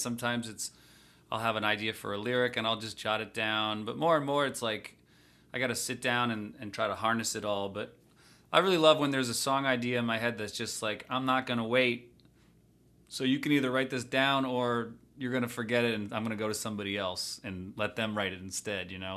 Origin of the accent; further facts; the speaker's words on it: just outside Washington, D.C., a town in Maryland, United States; I grew up just outside Washington, D C, uh, in a town in Maryland